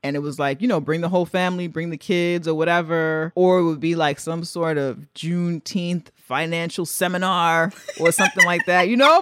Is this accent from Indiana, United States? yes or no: no; New York, United States; as a New Yorker, I'm not from Texas, as a New Yorker